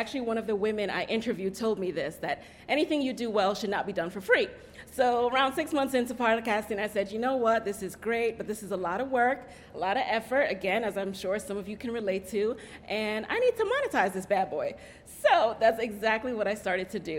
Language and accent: English; New York City, New York, United States; also born or lived in Jamaica; I actually grew up in the Bronx, so I'm a native New Yorker as well, and I'm originally from Jamaica